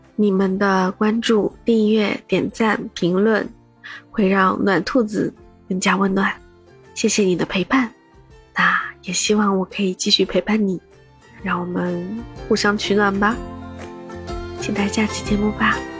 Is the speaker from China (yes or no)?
yes; Shanghai, China; 我的坐标在上海，是一位魔都土著